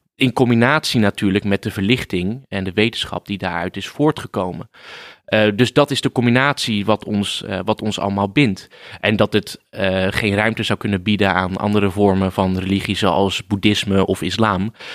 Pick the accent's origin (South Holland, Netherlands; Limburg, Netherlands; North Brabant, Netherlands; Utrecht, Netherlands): South Holland, Netherlands; Rotterdam; Ik kom uit eh, Rotterdam, dus ik voel me een Rotterdammer